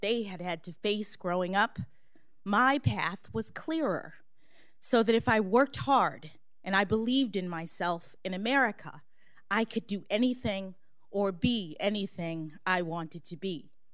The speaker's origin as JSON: {"language": "English", "town": "Washington", "region": "District of Columbia", "country": "United States", "tie": "born or raised there", "said": "When I was born here in Washington, my parents were public school teachers"}